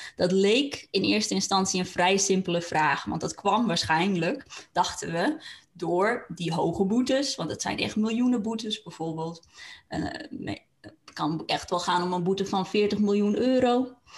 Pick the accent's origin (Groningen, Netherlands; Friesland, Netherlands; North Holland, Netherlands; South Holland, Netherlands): Friesland, Netherlands; Franeker; moved away; dat ik terug in Franeker was, terug naar mijn eigen plek van herkomst